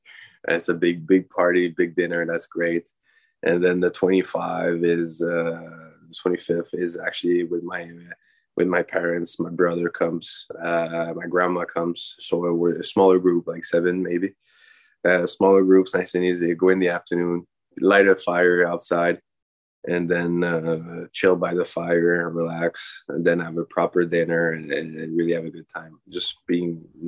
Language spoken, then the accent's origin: English; Montreal, Quebec, Canada; My wife is out of Chile and I'm from Montreal, Quebec.